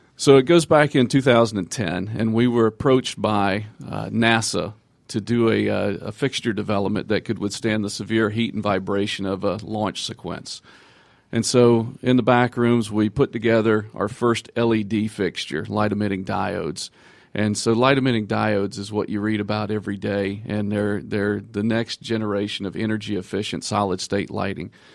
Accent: Georgia, United States; I'm actually from Georgia

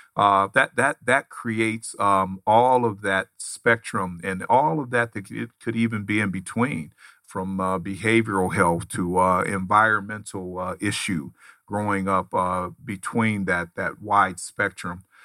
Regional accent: Los Angeles, California, United States; I grew up in Los Angeles, California

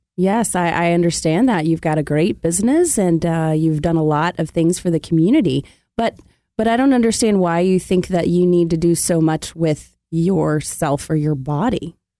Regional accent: Memphis, Tennessee, United States; now in Atlanta, United States; I'm from Memphis

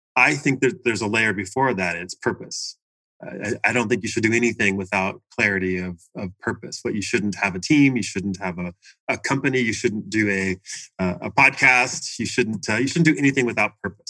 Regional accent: Washington, United States; moved away as an adult; also born or lived in Seattle area / Portland, Oregon; now in Arizona, United States; I grew up in Washington State. Uh, I was born in the Seattle area, although I grew up down near Portland, Oregon

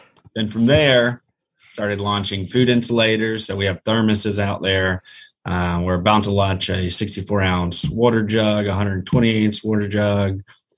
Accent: Jacksonville, Florida, United States; Jacksonville, Florida.

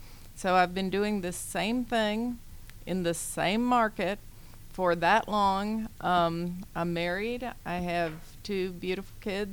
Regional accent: Nashville, Tennessee, United States; moved away as an adult; now in Atlanta, United States; I was raised in Nashville, Tennessee, and went to University of Tennessee, majored in finance

